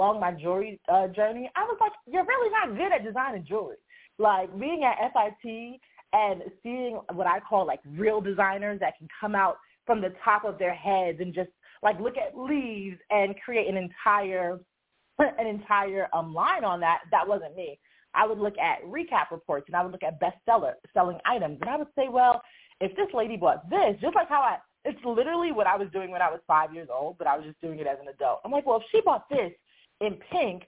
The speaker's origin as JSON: {"language": "English", "region": "New York", "country": "United States", "tie": "born or raised there", "said": "I grew up in New York, and I designed jewelry mass market"}